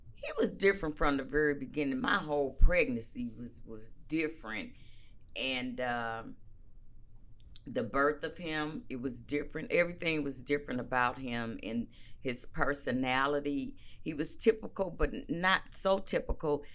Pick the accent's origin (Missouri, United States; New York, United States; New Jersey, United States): Missouri, United States; St. Louis; moved away; born and raised in Saint Louis, Missouri. Not East Saint Louis